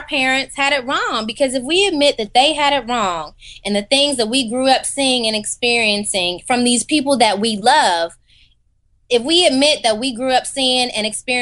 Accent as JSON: {"language": "English", "town": "Detroit", "region": "Michigan", "country": "United States", "tie": "born or raised there", "moved": "yes", "lives_now": "Los Angeles, United States", "said": "I'm from Detroit. My parents are born and raised in Detroit."}